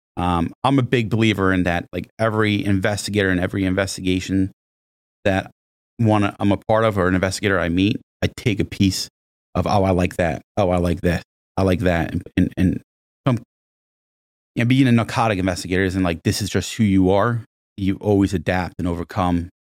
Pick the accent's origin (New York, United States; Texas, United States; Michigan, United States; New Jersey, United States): New Jersey, United States; Monmouth County; I actually grew up in, uh, in Monmouth County, New Jersey, not, not that far from here